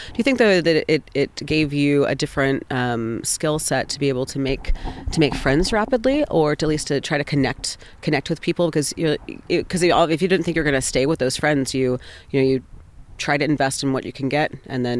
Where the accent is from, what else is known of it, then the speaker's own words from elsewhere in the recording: Texas, United States; born there; also born or lived in Carolinas / Deep South; I grew up all over the place. I was originally born in Texas, but I grew up, lived in 13 states before I moved out of the Carolinas, mostly like in the deep South, and in like the Eastern Seaboard.